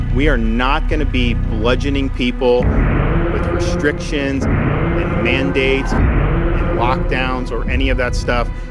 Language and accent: English; Virginia, United States; also born or lived in Tennessee; my home state of Virginia